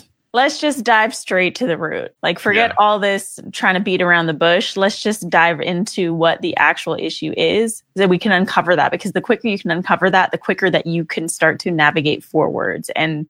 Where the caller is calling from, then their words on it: Redondo Beach, California, United States; Yes, from LA. And for those of you who know LA, I'm coming specifically from Redondo Beach, the sleepy beach town of Redondo.